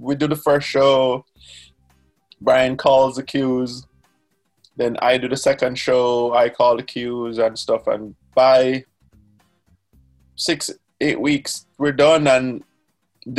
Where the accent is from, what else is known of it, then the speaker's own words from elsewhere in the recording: Jamaica; I have a moniker that I go by that I introduce myself as Jamaican